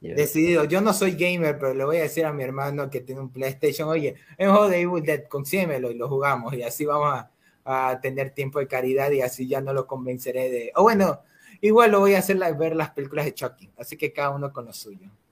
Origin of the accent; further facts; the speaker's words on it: Ecuador; somos de Ecuador, Matt y yo